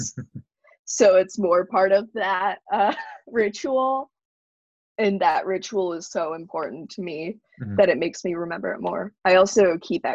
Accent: Salem, Massachusetts, United States; I'm from Salem, Massachusetts

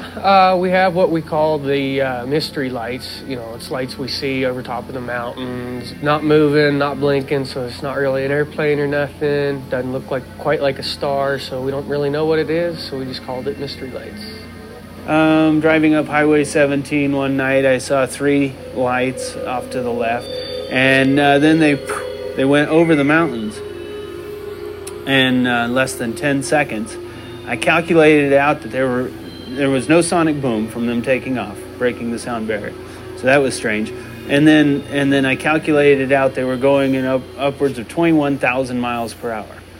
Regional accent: San Luis Valley, Colorado, United States; also born or lived in Texas; I was born in Texas, but I had the good sense to move to Colorado when I was six months old, and been in the in the valley almost ever since

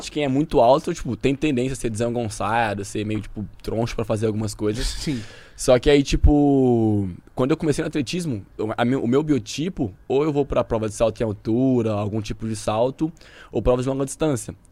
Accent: São Joaquim da Barra, São Paulo, Brazil; Sou do interior de São Paulo. Que lugar? São Joaquim da Barra, 400 quilômetros daqui.

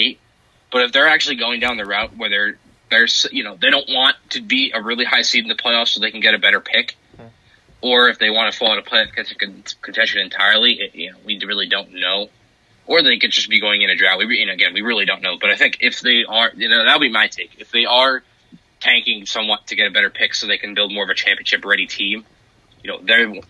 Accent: New York, United States; I grew up in New York

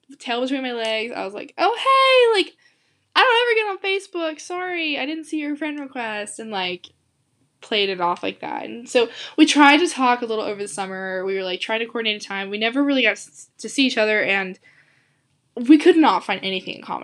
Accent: the South, United States; I'm from the South

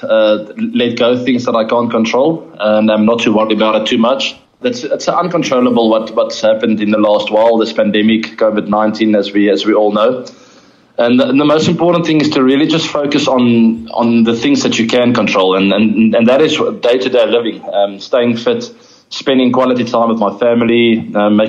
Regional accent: South Africa; being a South African

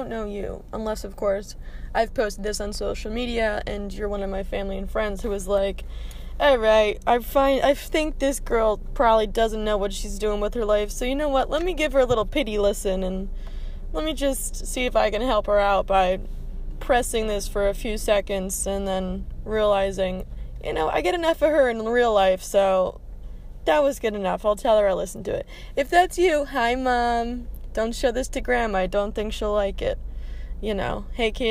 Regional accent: New Jersey, United States; now in Raleigh, United States; I'm from New Jersey

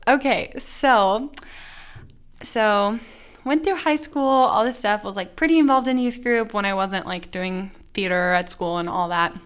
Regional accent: Plano, Texas, United States; I grew up in Plano, Texas, which is just north of Dallas

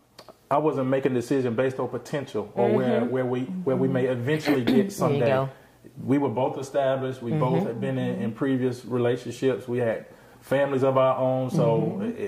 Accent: South Georgia, United States; I grew up in South Georgia.

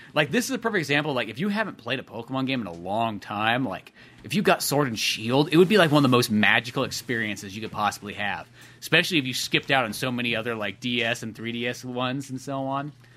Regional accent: United States; as an American

